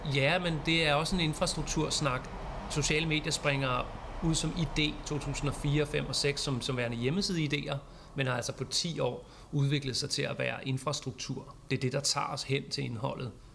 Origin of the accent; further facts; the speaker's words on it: Vallensbæk, Capital Region of Denmark, Denmark; also born or lived in Amager, Copenhagen; now in Copenhagen, Denmark; Jeg, jeg er fra Valdensbæk for at pege på kommunen, jeg er fra.